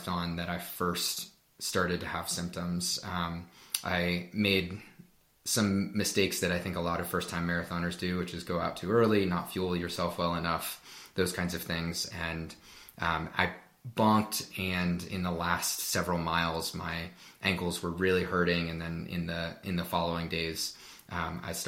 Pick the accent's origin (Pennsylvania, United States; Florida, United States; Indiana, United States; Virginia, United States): Pennsylvania, United States; Pittsburgh; now in Colorado Springs, United States; I grew up in Pittsburgh, Pennsylvania in the U.S., and I currently live in Colorado Springs, Colorado